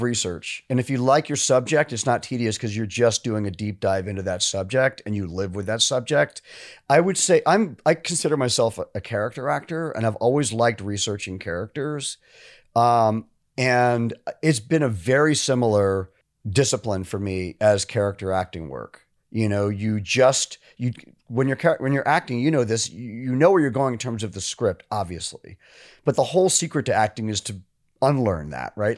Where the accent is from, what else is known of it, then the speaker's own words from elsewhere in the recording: New York, United States; moved away as an adult; I was from New York